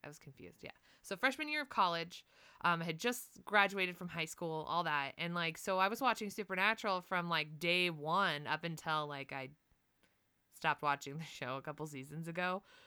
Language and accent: English; United States; I'm from the United States